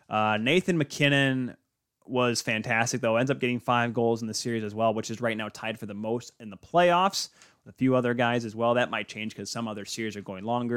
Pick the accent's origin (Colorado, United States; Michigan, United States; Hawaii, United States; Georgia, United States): Michigan, United States; Grand Rapids; I grew up in Michigan.